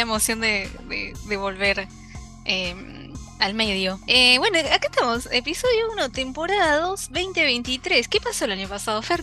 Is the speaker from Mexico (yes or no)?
no; Argentina; nosotros como argentinos